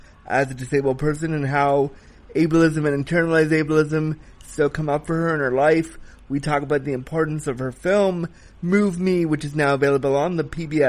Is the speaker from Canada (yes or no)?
yes; Canada; I'm a Canadian